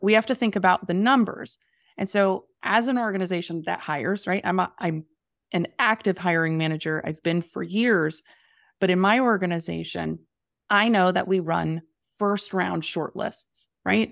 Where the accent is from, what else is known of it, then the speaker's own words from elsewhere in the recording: the Poconos, Pennsylvania, United States; moved away as an adult; also born or lived in New York City; I grew up in the Poconos in Pennsylvania